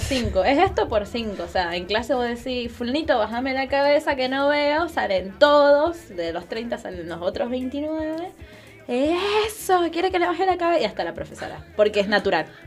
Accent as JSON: {"language": "Spanish", "town": "Ciudad Bolívar", "region": "Bolívar", "country": "Venezuela", "tie": "born or raised there", "moved": "yes", "said": "mi ciudad natal, de la capital de mi provincia"}